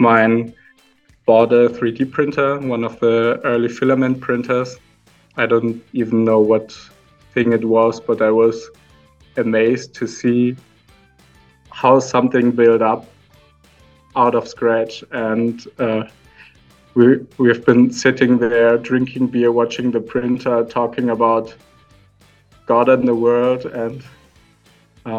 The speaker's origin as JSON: {"language": "English", "town": "Aalen", "region": "Baden-Württemberg", "country": "Germany", "tie": "born or raised there", "moved": "as an adult", "lives_now": "Austria", "said": "I was born in Germany in a small town called Aalen."}